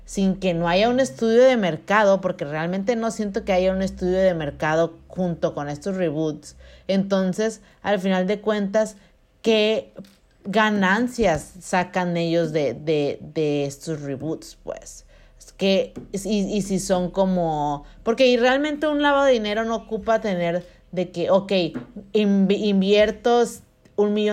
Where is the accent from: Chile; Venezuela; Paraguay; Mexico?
Mexico; northern Mexico; also born or lived in Culiacán; somos eh, norteñas, amiga. somos norteñas.